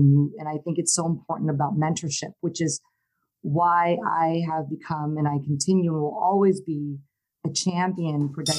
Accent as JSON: {"language": "English", "region": "Hawaii", "country": "United States", "tie": "born or raised there", "said": "And at the time, I was raised in Hawaii. So I came to Hawaii right before my 17th birthday and spent some time there."}